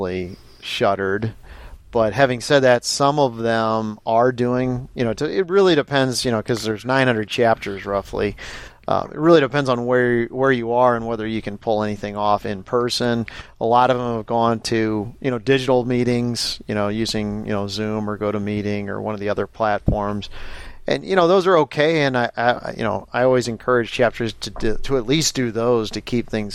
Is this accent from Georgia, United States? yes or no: no; St. Louis, Missouri, United States; also born or lived in Washington, D.C.; now in Oshkosh, United States; I grew up in St. Louis, Missouri, but I'd moved here from Washington, D.C.